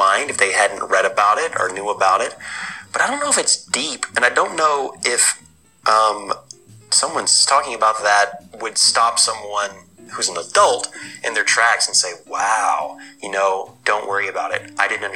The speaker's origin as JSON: {"language": "English", "area": "satellite cities of Jackson", "region": "Tennessee", "country": "United States", "tie": "born or raised there", "said": "one of the satellite cities of Jackson, where Brad and I were raised in Tennessee"}